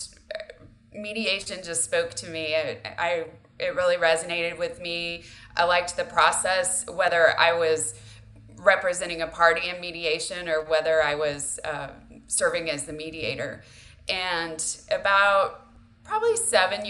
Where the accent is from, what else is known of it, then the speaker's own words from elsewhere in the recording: Texas, United States; relocating back to Texas, which is my home state